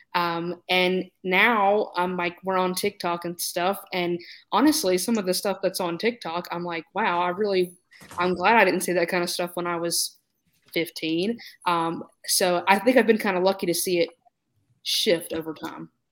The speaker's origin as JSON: {"language": "English", "region": "North Carolina", "country": "United States", "said": "I'm from North Carolina"}